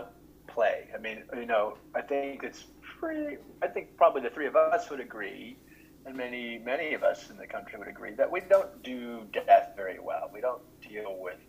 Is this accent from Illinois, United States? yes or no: yes; Chicago, Illinois, United States; also born or lived in St. Louis / Milwaukee; I grew up in Chicago mostly, but also St. Louis, and spent some time in Milwaukee.